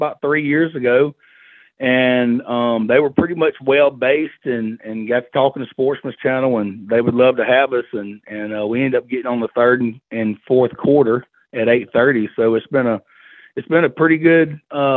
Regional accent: Yazoo City, Mississippi, United States; now in Ridgeland, United States; Well, I'm from Yazoo City, Mississippi. I live in Ridgeland now.

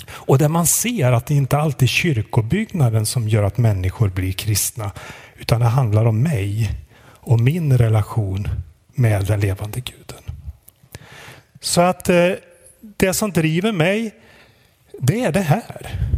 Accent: Sundsvall, Västernorrland County, Sweden; vi har sprungit på varandra på lite olika sätt i Sundsvall där jag kommer ifrån och fick frågan om jag ville komma hit till er idag.

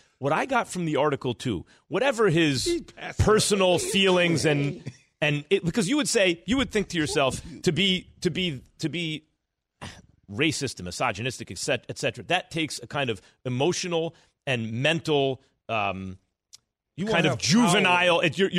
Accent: New York, United States; I grew up in New York. Yeah, I got called that all my life.

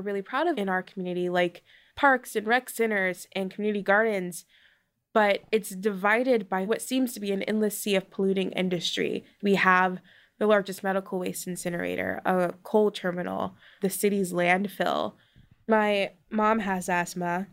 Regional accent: Baltimore, Maryland, United States; I'm from Curtis Bay, which is a small community in Baltimore.

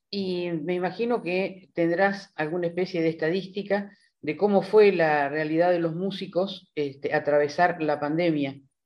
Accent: Cutral Có, Neuquén, Argentina; yo soy patagónica, soy de Cutralcó

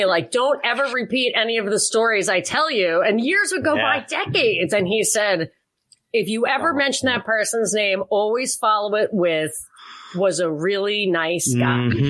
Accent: New York, United States; because I am from New York. I worked in New York. I lived in New York.

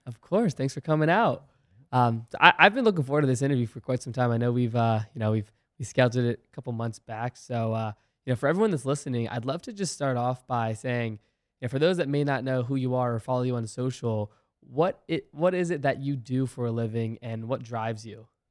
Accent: Virginia, United States; I played sports growing up in Virginia

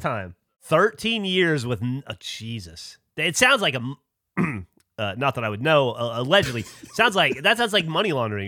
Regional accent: Alabama and Florida, Gulf Coast, United States; now in Austin, United States; I grew up on the Gulf Coast in Alabama and in Florida. So I spent most of my childhood

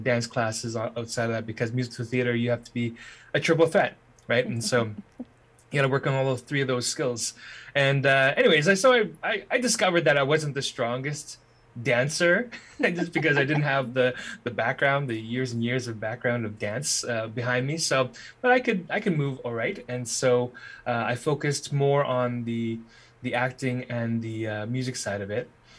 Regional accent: Winnipeg, Manitoba, Canada; also born or lived in Alberta / British Columbia; I was born in Winnipeg. My parents immigrated here from Hong Kong, back in the 70s. And when I was born, it was in Winnipeg, but we were unsettled.

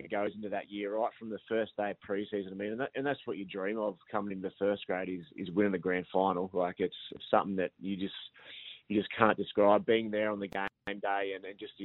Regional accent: New South Wales, Australia; moved away; I grew up in Hadhead, which is about an hour south of Coffs Harbour.

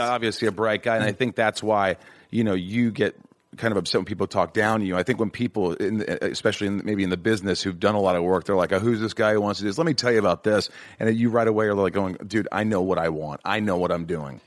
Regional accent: Indiana, United States; moved away as an adult; also born or lived in Michigan / Hollywood; I grew up in Indiana

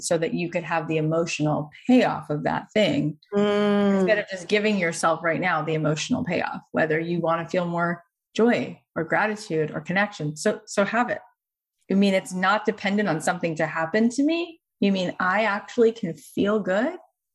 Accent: Boca Raton, Florida, United States; moved away; I grew up in Boca

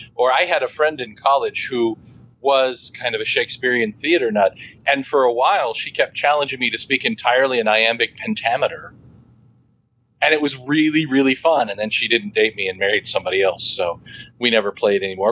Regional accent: Midwest, United States; we are from the Midwest, and in the Midwest, a lot of those, um, what I like to refer to as maybe that uh, more rustic manner of speaking

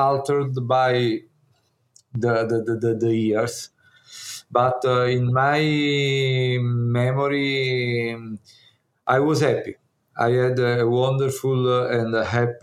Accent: Naples, Campania, Italy; English is a second language; I was born in Naples. I grew up in Naples

